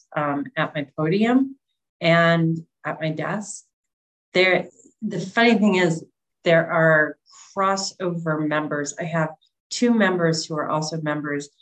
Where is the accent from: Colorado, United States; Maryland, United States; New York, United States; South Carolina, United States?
Colorado, United States; Boulder; now in Princeton, United States; I'm from Boulder, Colorado, and we always joke that Boulder is a bubble